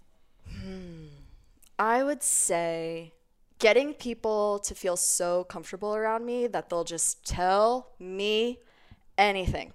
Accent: Cape May Court House, New Jersey, United States; now in Denver, United States; I am from a very small town It's called Cape May Courthouse, New Jersey

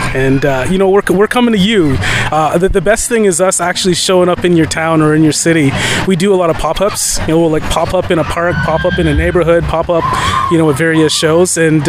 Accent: Canada; Well, for one, we're Canadian, and I think when you think about Canada, it's one of the most multicultural countries in the world.

